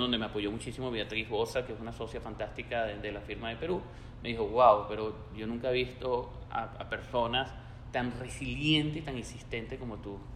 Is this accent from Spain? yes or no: no; Venezuela; siendo venezolano, eh, latiéndome día a día el corazón por Venezuela